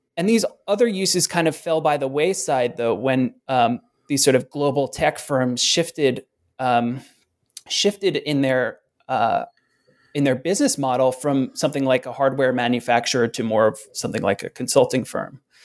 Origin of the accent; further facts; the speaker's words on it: Philadelphia, Pennsylvania, United States; moved away as an adult; I ended up moving back to Philadelphia, which is my hometown.